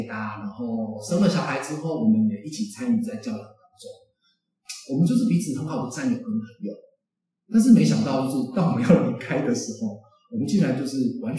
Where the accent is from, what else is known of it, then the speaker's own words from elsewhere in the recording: Taipei, Taiwan; 哎，其实我没有很喜欢都市，因为我本身是台北人。